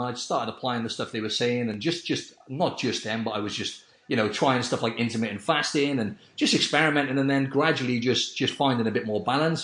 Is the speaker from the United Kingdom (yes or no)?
yes; Wales, United Kingdom; I'm from I'm from Wales in the UK